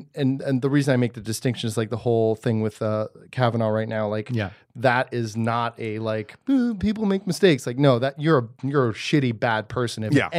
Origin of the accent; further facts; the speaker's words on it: Germany; born there; I'm also not born of this land. I was born in Germany.